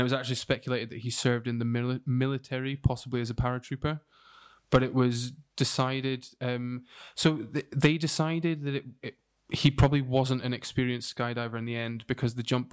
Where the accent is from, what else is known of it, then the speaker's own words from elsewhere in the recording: United Kingdom; we are British